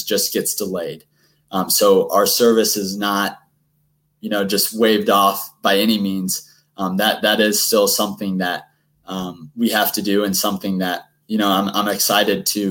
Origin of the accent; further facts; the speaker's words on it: Indiana, United States; I'm from Indiana